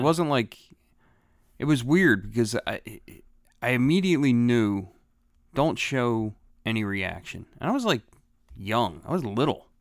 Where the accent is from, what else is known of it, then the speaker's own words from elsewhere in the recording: Philadelphia, Pennsylvania, United States; also born or lived in Bellmawr, New Jersey; I was born in Philadelphia